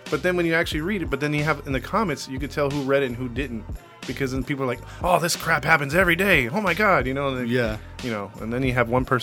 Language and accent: English; Ireland; as you can tell from my voice, uh, I'm Irish.